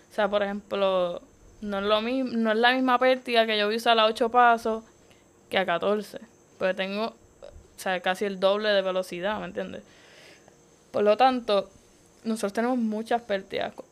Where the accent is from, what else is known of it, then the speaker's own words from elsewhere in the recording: Puerto Rico; Viajé, o sea, de Puerto Rico viajamos yo y, bueno, Diamara y yo, otra compañera, este, teammate de Puerto Rico.